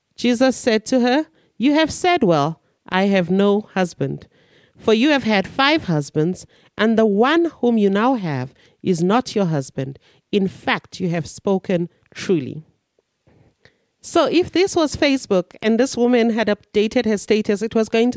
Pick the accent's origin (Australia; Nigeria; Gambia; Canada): Nigeria; now in South Africa; I'm a Nigerian and I'm in South Africa.